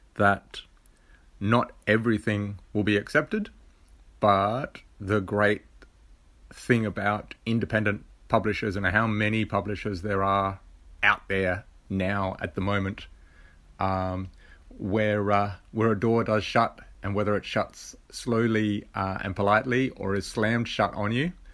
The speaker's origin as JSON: {"language": "English", "country": "Australia", "said": "being an Aussie"}